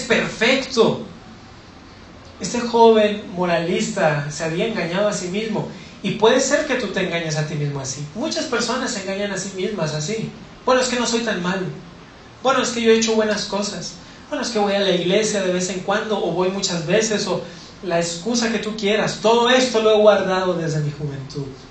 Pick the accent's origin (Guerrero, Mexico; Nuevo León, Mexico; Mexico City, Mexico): Nuevo León, Mexico; Monterrey; Yo soy de Monterrey